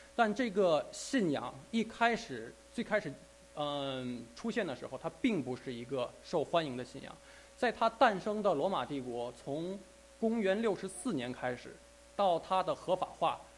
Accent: China; 我们中国人

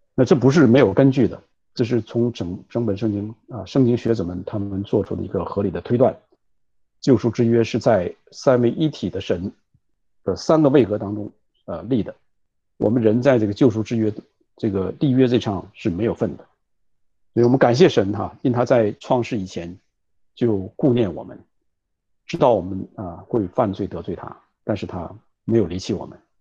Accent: China; 我们中国人

